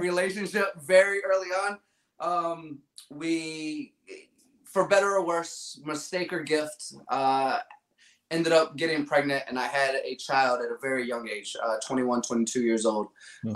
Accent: Virginia, United States; Growing up in Virginia, uh, I had the Richmond Kickers, we had DC United

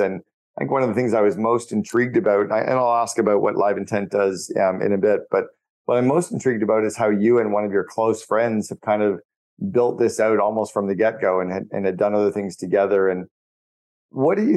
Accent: Canada; I'm Canadian

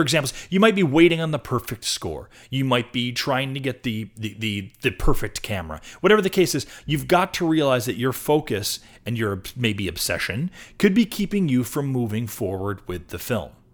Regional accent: Rochester, New York, United States; now in Portland, United States; I'm from Rochester, New York, on the East Coast.

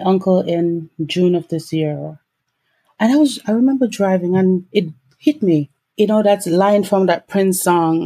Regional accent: Jamaica; moved away as an adult; also born or lived in Barbados; now in Canada; I was born and raised in Jamaica.

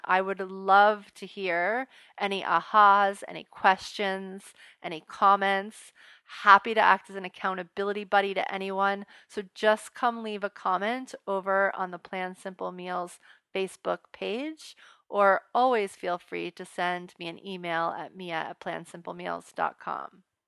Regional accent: United States; we don't draw the line as American parents as a whole

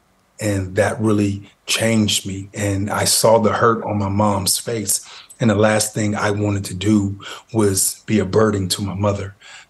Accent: Youngstown, Ohio, United States; I was born and raised in Youngstown, Ohio, grew up in Westlake Projects.

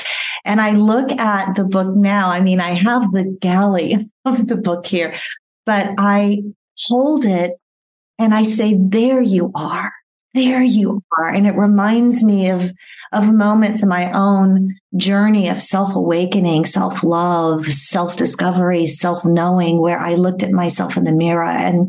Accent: Bury St Edmunds, East of England, United Kingdom; born there; I was born here in England in an area called Bury St. Edmunds, Suffolk, England, not far from Cambridge.

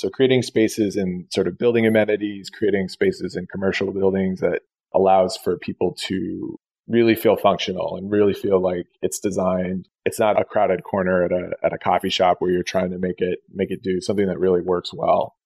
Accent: Tucson, Arizona, United States; moved away as an adult; also born or lived in New York; I was born in Tucson, Arizona. You know, I've always been interested and, you know, lived there for for you know, up until my late 20s

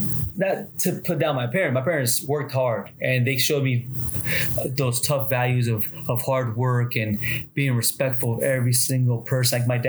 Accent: San Justo, Buenos Aires Province, Argentina; born there; also born or lived in Miami, United States; So I was born in Argentina, San Justo, Saint Just, which is in Buenos Aires, Argentina, the capital there. So, but I was born there. My family immigrated to the U.S. and I lived in Miami for a while, for 15, 16 years.

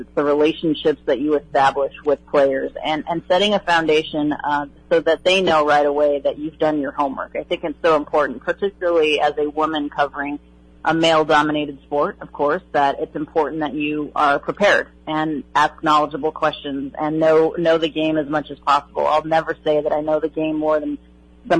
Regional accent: Colorado, United States; I grew up born and raised in Colorado

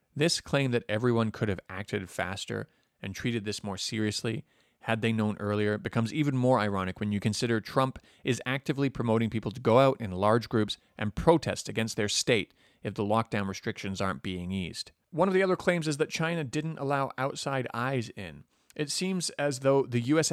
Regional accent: Canada; moved away; Even as a Canadian

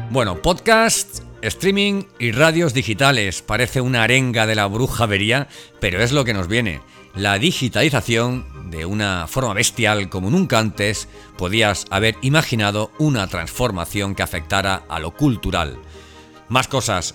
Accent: Elche, Valencian Community, Spain; moved away; estuve en Elche, en mi ciudad natal

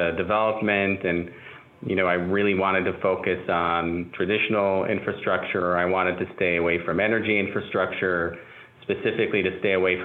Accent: Israel; moved away; I'm also an immigrant in a sense. I'm originally from Israel

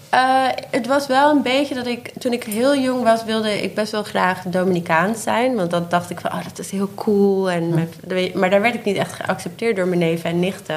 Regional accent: Haarlem, North Holland, Netherlands; also born or lived in Spain; now in Amsterdam, Netherlands; ik ben in Haarlem opgegroeid

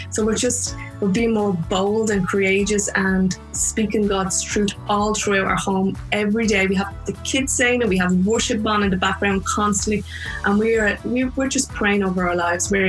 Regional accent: Ireland; also born or lived in New York

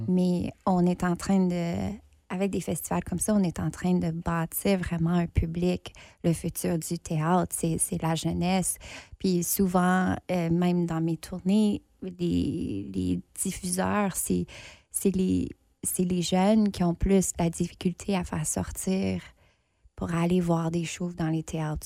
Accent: Ontario, Canada; accent: anglophone; now in Winnipeg, Canada; je suis franco-ontarienne. Ça fait longtemps que j'habite pas en Ontario, mais je me trouve maintenant ici à Winnipeg

